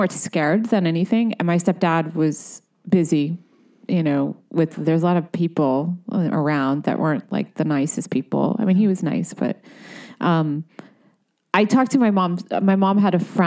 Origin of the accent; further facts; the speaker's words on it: Providence, Rhode Island, United States; moved away as an adult; also born or lived in Brooklyn, New York; now in Los Angeles, United States; I grew up in Providence, Rhode Island